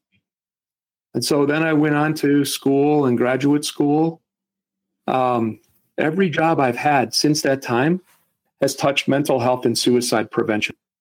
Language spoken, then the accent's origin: English; Wisconsin, United States; moved away; also born or lived in Chicago / Minnesota / Seattle area; I grew up in Wisconsin